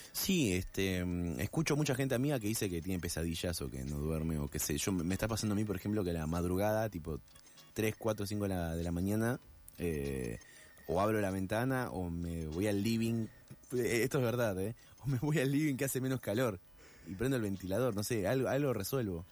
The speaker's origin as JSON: {"language": "Spanish", "region": "Buenos Aires", "country": "Argentina", "said": "me siento elegido, pues porteño"}